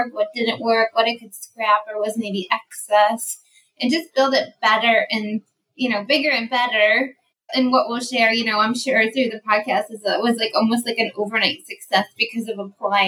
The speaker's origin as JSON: {"language": "English", "area": "the Finger Lakes", "region": "upstate New York", "country": "United States", "moved": "yes", "lives_now": "Jacksonville, United States", "said": "Well, I'm from upstate New York. I'm from the Finger Lakes. And now I live in sunny Jacksonville, Florida."}